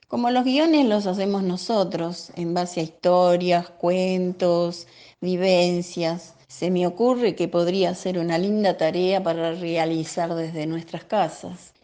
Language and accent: Spanish; Buenos Aires, Argentina; yo nací en Soldati hace 75 años y sigo viviendo en el mismo lugar